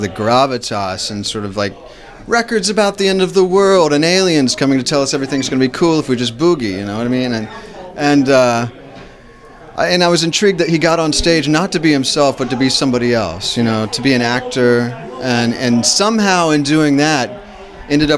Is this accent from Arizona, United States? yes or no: no; Dayton, Ohio, United States; my hometown, Dayton, Ohio